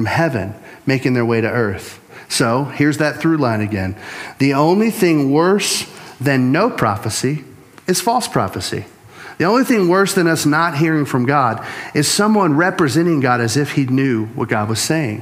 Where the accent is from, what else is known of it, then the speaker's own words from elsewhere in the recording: Louisiana, United States; I'm from Louisiana